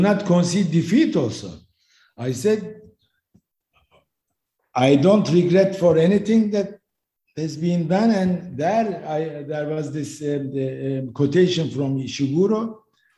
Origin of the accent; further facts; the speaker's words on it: Turkey; my home country, Turkey